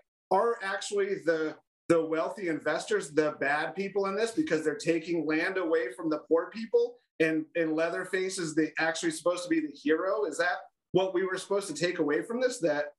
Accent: Old Saybrook, Connecticut, United States; growing up in Old Saybrook

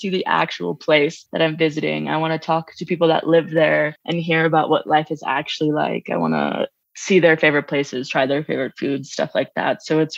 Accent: Long Island, New York, United States; moved away as an adult; also born or lived in New Orleans; I grew up on Long Island

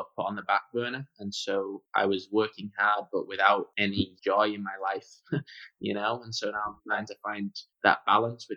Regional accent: San Diego, California, United States; also born or lived in Manchester, England / Arizona / Portland, Oregon; Grew up a lot of my life in San Diego

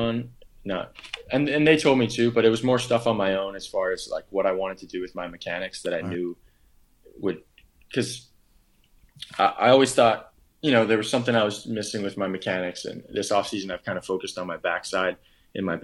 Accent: Oahu, Hawaii, United States; it's neighboring my hometown

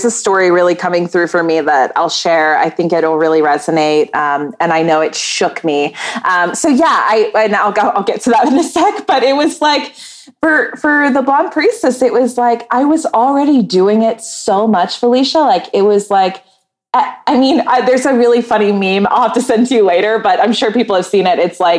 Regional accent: Maryland, United States; born there; also born or lived in North Carolina; now in Wilmington, United States; So I was born in Maryland, and then I moved all around the East Coast. And the longest I lived anywhere was North Carolina, in a little beach town.

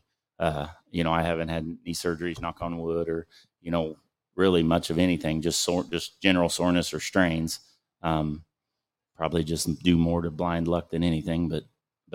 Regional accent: Blue Mound, Kansas, United States; I moved 10 miles from where I grew up, but I am the last Blue Mound address

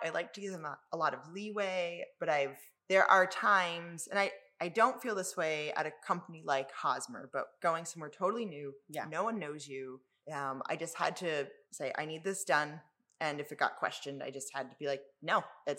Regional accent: about 10 minutes north of Philadelphia, Pennsylvania, United States; moved away as an adult; now in Finger Lakes, United States; I grew up about 10 minutes north of Philadelphia

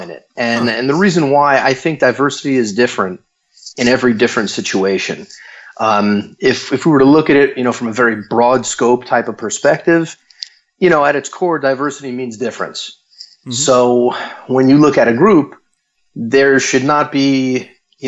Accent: Florida, United States; also born or lived in San Francisco, California; I moved back to my hometown in Florida

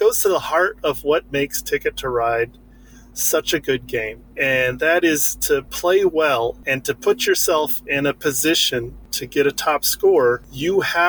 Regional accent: Colorado, United States; moved away as an adult; now in California, United States; I grew up in Colorado

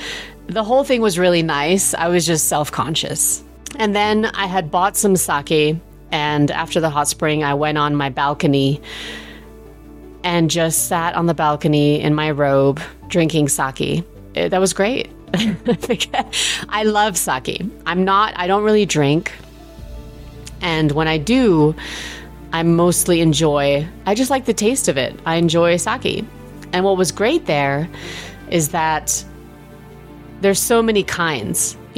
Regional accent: England, United Kingdom; You know, I was raised in England.

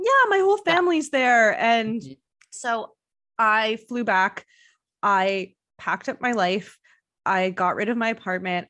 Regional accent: Montreal, Quebec, Canada; moved away; people that I know from Montreal. It's my hometown

